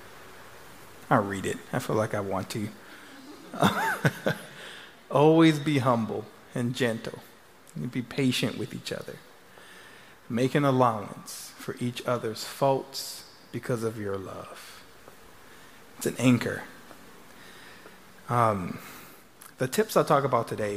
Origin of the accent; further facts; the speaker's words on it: Louisiana, United States; now in Texas, United States; I'm from Louisiana